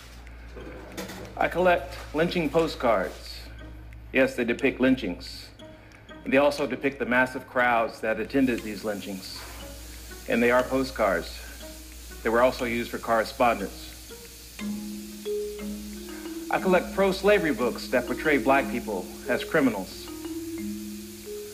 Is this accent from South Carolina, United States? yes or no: yes; South Carolina, United States; Growing up in South Carolina, I would see Ku Klux Klan rallies occasionally